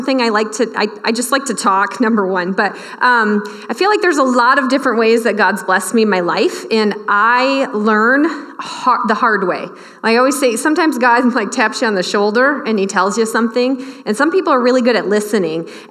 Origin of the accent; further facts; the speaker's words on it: Michigan, United States; moved away as an adult; now in Elbing, United States; I grew up in Michigan, worked at a camp ministry up there for a while